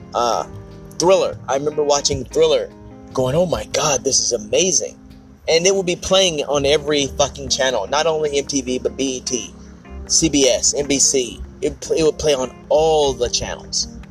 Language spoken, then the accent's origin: English; Ardmore, Oklahoma, United States; my hometown of Ardmore, Oklahoma